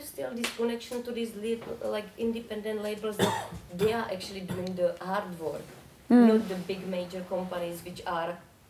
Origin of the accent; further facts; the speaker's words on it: Czechia; I'm from Czech, but I'm older